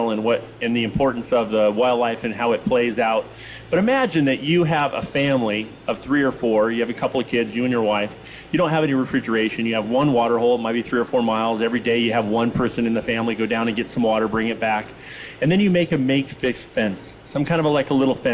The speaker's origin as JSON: {"language": "English", "town": "Tillamook", "region": "Oregon", "country": "United States", "tie": "born or raised there", "said": "I grew up in Tillamook, Oregon"}